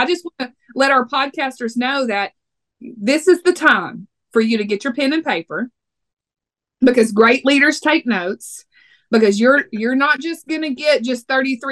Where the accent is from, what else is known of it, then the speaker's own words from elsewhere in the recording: Texas, United States; accent: Texas; I'm from Texas